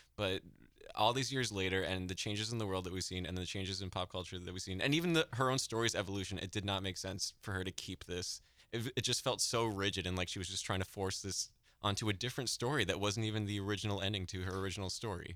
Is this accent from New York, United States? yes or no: no; New Hampshire, United States; I'm from New Hampshire